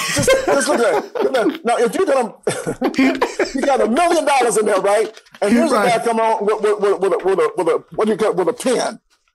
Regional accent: Atlanta, Georgia, United States; But, Rashawn, you may not know this, but I'm born and raised in Atlanta.

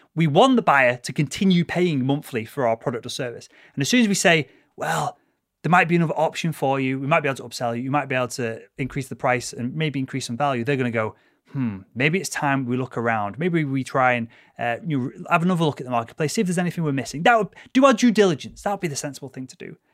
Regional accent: United Kingdom; being born British

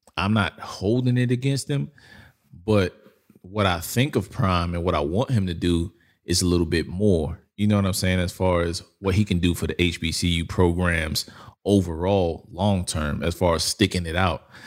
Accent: New York, United States; I come from New York

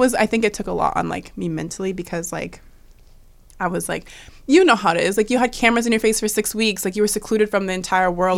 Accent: Washington, United States; moved away; growing up in Washington

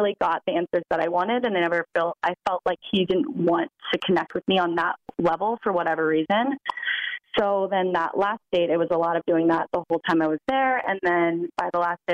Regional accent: Virginia Beach, Virginia, United States; moved away as an adult; also born or lived in New York; I'm from Virginia Beach. I grew up there.

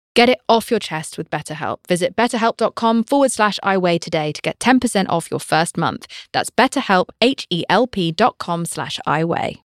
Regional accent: United Kingdom; I'm British

